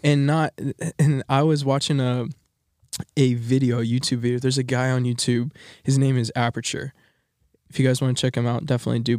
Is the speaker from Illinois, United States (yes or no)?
no; Texas, United States; moved away as an adult; I'm from Texas